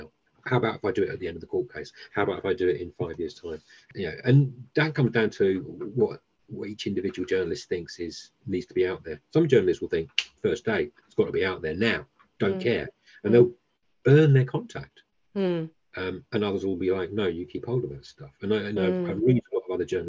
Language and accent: English; Essex, East of England, United Kingdom; moved away; I came from Essex